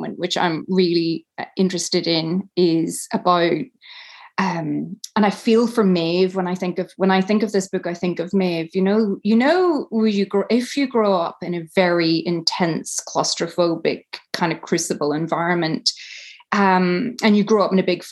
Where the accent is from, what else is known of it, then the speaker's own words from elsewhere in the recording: Tyrone, Northern Ireland, United Kingdom; moved away as an adult; I grew up in Tyrone in a really conservative Catholic family